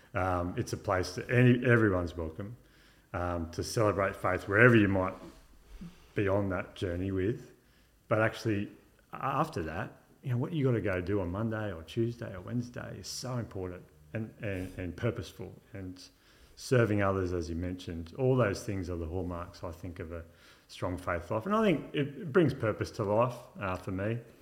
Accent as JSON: {"language": "English", "area": "Illawarra", "region": "New South Wales", "country": "Australia", "tie": "born or raised there", "also_born_or_lived": "London", "lives_now": "Wollongong, Australia", "said": "I grew up in Yarra, uh, or Bombardier to be more specific"}